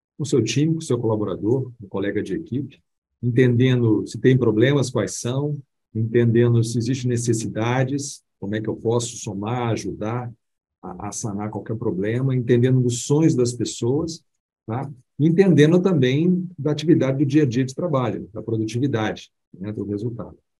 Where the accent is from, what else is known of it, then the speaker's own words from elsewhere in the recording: Belo Horizonte, Minas Gerais, Brazil; accent: mineiro; moved away as an adult; now in São Paulo, Brazil; mineiro, vocês vão perceber aí no bate-papo aqui nosso, o meu sotaque mineiro, que eu amo tanto, minha Minas Gerais, nascido em Belo Horizonte.